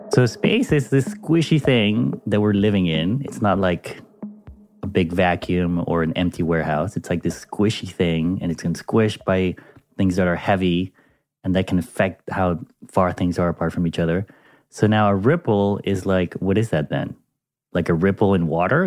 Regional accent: Panama; my home country of Panama

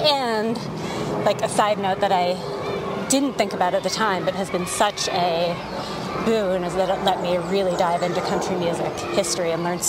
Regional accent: Washington, United States; I'm from Washington

